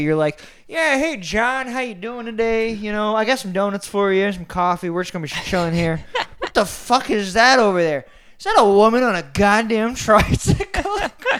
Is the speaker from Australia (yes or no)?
no; St. Petersburg, Florida, United States; I was born in St. Pete, sadly.